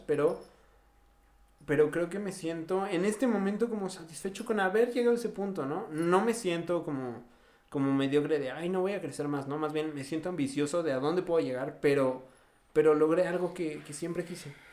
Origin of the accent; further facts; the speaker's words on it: Mexico City, Mexico; moved away; also born or lived in Morelos, Mexico; ambos éramos de la Ciudad de México, emigrando a otro estado